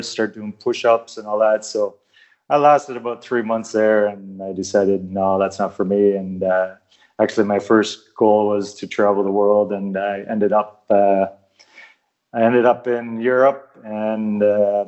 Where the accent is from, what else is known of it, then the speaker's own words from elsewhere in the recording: Canada; I grew up playing in Canada, playing ice hockey, baseball, basketball, volleyball